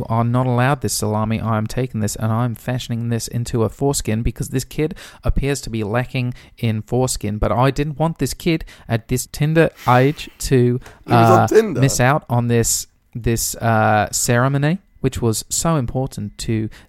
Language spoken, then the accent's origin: English; Swindon, South West England, United Kingdom; if you could tell me why you insist on thinking that I'm from New Zealand when I have told you multiple times that I am from Swindon.